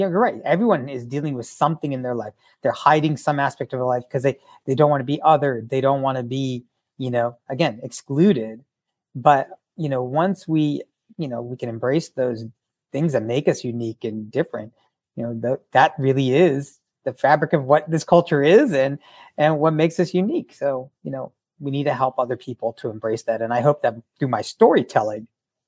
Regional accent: United States; being Indian American growing up with a disability

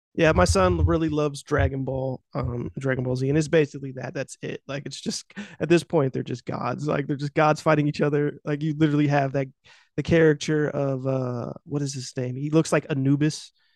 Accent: United States; I'm just from America

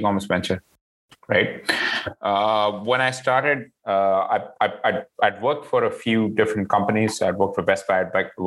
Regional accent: Mumbai, Maharashtra, India; moved away as an adult; also born or lived in London, United Kingdom; now in Canada; I was born in India in Mumbai. Lived there till I was an adult

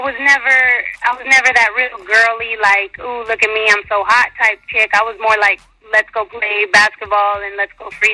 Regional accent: San Jose, California, United States; moved away as an adult; now in Texas, United States; I'm originally from California. Now I'm out here in Texas

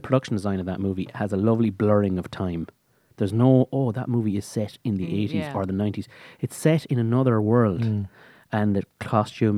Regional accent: Oranmore, Connacht, Ireland; she's from my hometown

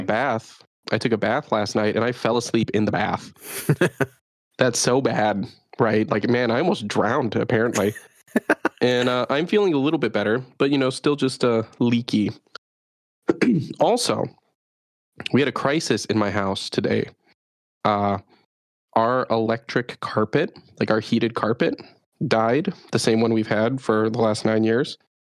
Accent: Chicago, Illinois, United States; moved away as an adult; now in Japan; I didn't have to deal with wild monkeys growing up in Chicago

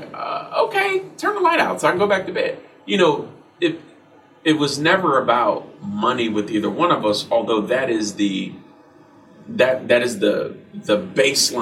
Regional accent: Ohio, United States; now in Nashville, United States; we're from Ohio, so it's a really racist town

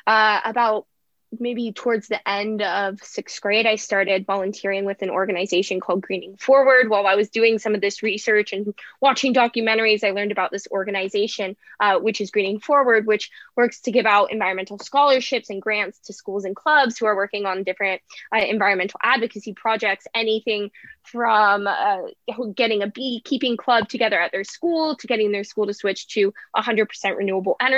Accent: San Francisco Bay Area, Northern California, United States; Growing up in Northern California, wildfires have always been a pretty monumental part of living here.

